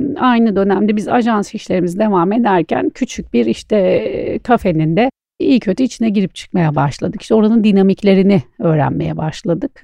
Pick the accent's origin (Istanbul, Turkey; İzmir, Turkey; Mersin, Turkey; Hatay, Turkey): Istanbul, Turkey; also born or lived in Antalya; ben e, İstanbul e, doğma büyüme İstanbulluyum